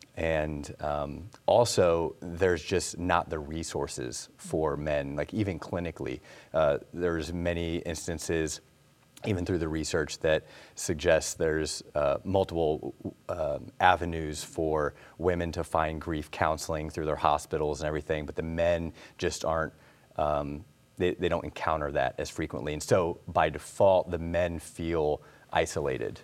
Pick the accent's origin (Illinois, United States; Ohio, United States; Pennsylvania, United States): Illinois, United States; now in North Carolina, United States; we're both from Illinois